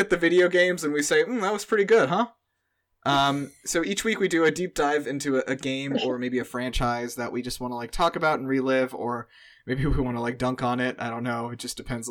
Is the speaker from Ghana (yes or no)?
no; India; being Indian